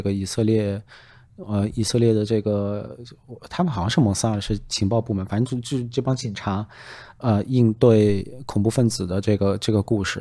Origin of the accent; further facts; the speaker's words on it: China; 我们中国人可能看中文电影都会